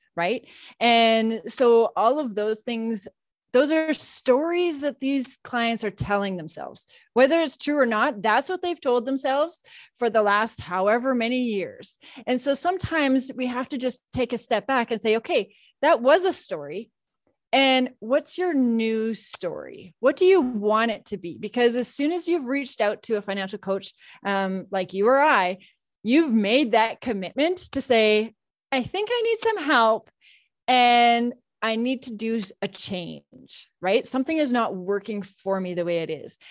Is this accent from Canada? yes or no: yes; Saskatchewan, Canada; moved away as an adult; now in Calgary, Canada; I live in Calgary now with my husband, and I've got two teenagers, but I grew up in Saskatchewan